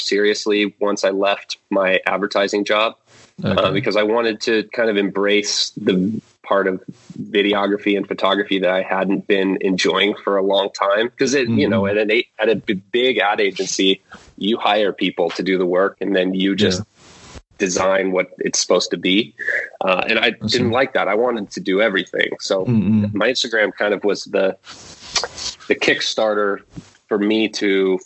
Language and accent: English; Portland, Oregon, United States; I'm from Portland, Oregon in the U.S.